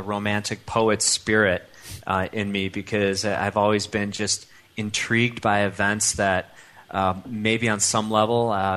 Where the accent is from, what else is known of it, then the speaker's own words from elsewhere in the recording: Chicago, Illinois, United States; accent: Midwest; moved away as an adult; also born or lived in Europe / Colorado; now in Lafayette, Colorado, United States; I grew up in suburban Chicago